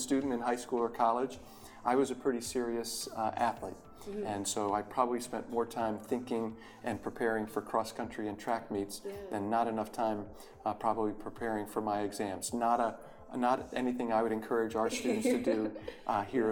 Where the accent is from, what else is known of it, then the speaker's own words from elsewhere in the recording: Charlottesville, Virginia, United States; moved away as an adult; also born or lived in Morristown, New Jersey; I was born and raised in Charlottesville